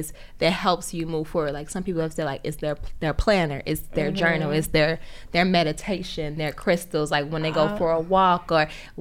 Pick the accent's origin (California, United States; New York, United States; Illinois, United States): Illinois, United States; Chicago; also born or lived in Harlem / Bronx; now in Brooklyn, United States; I'm originally from Chicago